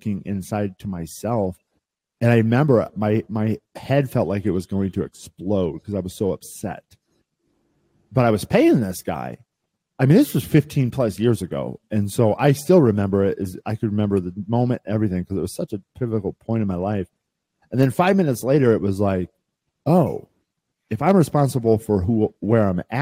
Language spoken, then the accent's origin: English; Midwest, United States; I grew up in the Midwest, right? And I was a farm kid